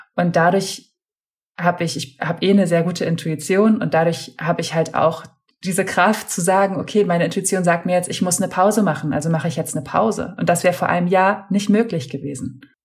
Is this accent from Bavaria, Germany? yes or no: no; Hamburg, Germany; moved away as an adult; also born or lived in Berlin; ich komme gebürtig aus Hamburg, habe zu der Zeit auch in Hamburg gewohnt